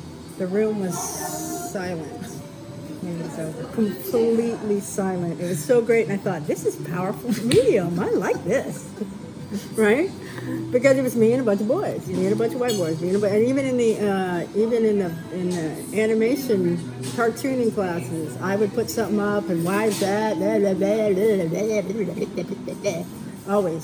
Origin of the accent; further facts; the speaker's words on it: Lancaster, California, United States; also born or lived in Tampa, Florida; I was born in Tampa, Florida, and 2 weeks old, I got on a plane with the rest of my family and landed in Lancaster, California, which is a very small, desert town, like an hour northeast of LA.